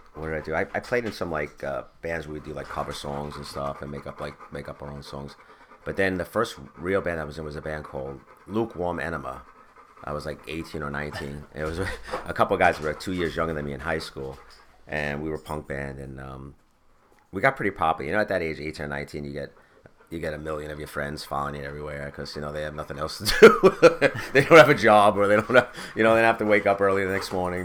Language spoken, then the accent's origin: English; Bethpage, New York, United States; I grew up in Bethpage.